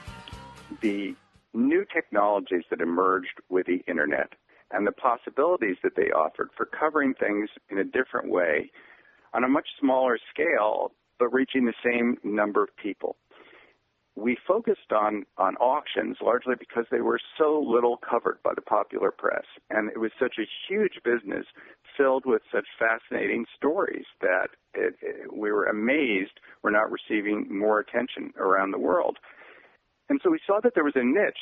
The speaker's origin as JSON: {"language": "English", "region": "New York", "country": "United States", "tie": "born or raised there", "said": "Growing up in New York, I went to auctions quite frequently"}